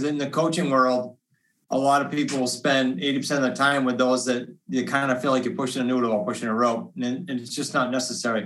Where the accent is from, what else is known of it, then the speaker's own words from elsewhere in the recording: New England, United States; we're from New England